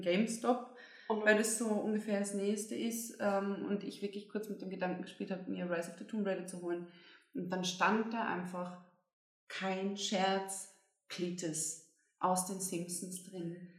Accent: Bavaria, Germany; now in Austria; ich komme zwar aus Bayern

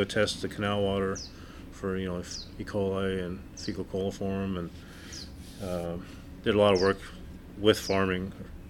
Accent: Oregon, United States; now in Yuma, United States; I've been here in Yuma for basically since 1995. I grew up in Oregon

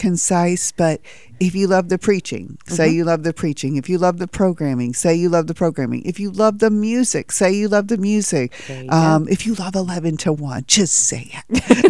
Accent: Evansville, Indiana, United States; from Evansville, Indiana, and I love Faith Music Radio because it gets the gospel out to the world.

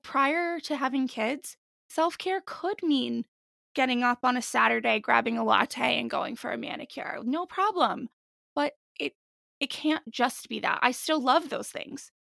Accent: New Jersey, United States; also born or lived in Washington, D.C. / Boston; I'm born and raised here

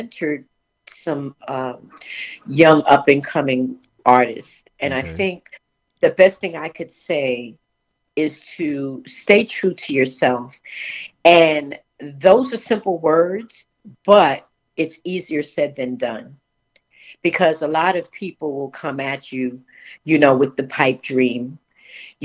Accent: New York, United States; moved away; also born or lived in Charleston, South Carolina; I'm originally from New York, and I moved to Charleston

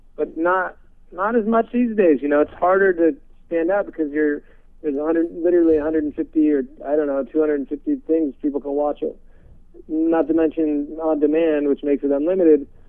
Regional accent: San Francisco, California, United States; Actually, I was born in San Francisco. I'm from okay. the Bay Area.

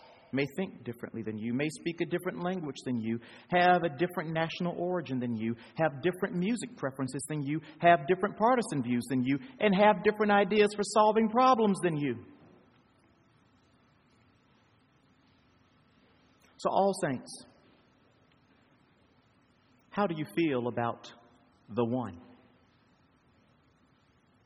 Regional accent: United States; I'm from the United States

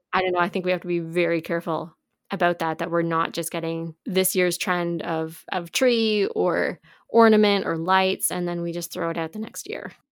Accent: Canada; we're from Canada

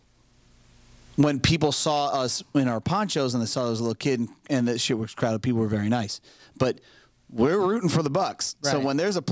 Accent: Florida, United States; I'm fucking from Florida

